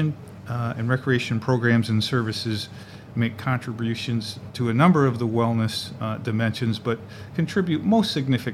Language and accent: English; Flint, Michigan, United States; moved away as an adult; now in Syracuse, United States; I'm originally from Flint, Michigan